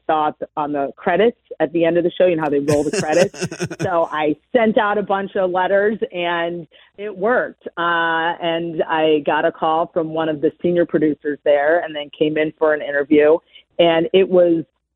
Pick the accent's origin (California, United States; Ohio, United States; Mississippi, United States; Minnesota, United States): Ohio, United States; Cleveland; moved away as an adult; also born or lived in Chicago; I was born and raised in Cleveland, Shaker Heights to be specific. And though I haven't lived there in probably 25 years, it's still home to me